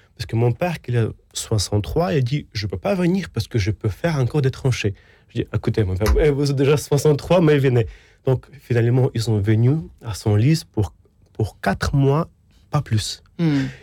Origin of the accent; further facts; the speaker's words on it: Ukraine; French is a second language; moved away as an adult; also born or lived in Rome, Italy; now in France; je grandis en Ukraine